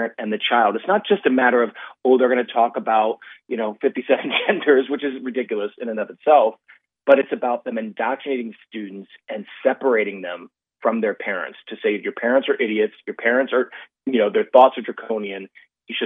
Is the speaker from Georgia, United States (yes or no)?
no; Loudoun County, Virginia, United States; I'm actually from Loudoun County, Virginia